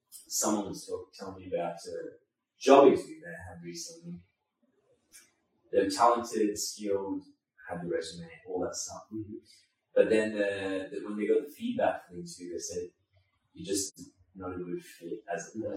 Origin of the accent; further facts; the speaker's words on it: Byron Bay, New South Wales, Australia; also born or lived in Sri Lanka; being born in Sri Lanka mm-hmm. and, and, being here. And the, the thing is, uh, we moved to Byron Bay after we moved to Australia.